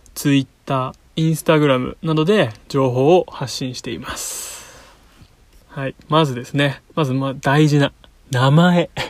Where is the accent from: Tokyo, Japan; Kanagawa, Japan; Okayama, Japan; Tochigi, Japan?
Kanagawa, Japan; 僕は、えっと、神奈川県で、えっと、湘南育ちです